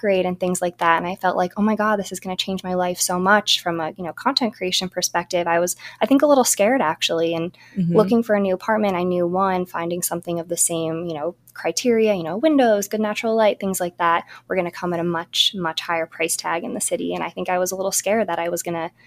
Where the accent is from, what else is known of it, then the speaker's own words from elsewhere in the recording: New Jersey, United States; moved away as an adult; also born or lived in Brooklyn, New York; I grew up in New Jersey